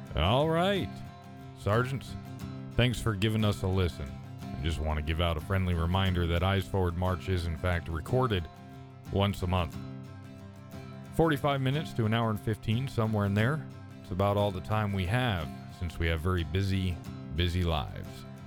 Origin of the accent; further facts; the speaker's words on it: East Coast, United States; moved away; also born or lived in Midwest; I grew up on the East Coast